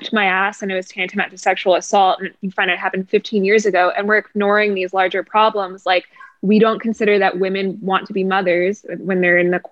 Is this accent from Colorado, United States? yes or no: no; South Florida, United States; I grew up in South Florida